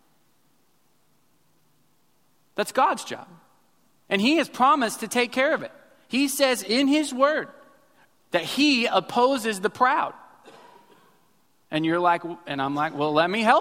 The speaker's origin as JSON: {"language": "English", "region": "Missouri", "country": "United States", "tie": "born or raised there", "moved": "yes", "lives_now": "Houston, United States", "said": "I grew up in Missouri"}